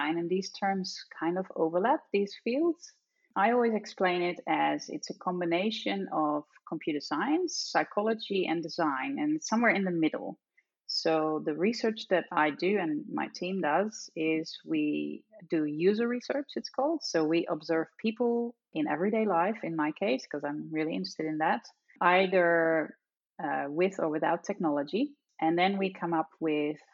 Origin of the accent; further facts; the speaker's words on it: Netherlands; accent: Dutch; I'm Dutch, as you probably can tell from my accent